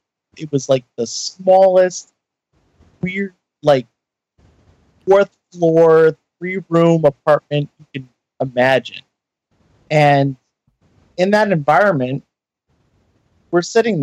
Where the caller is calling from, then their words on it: Maine, United States; I'm calling from Maine.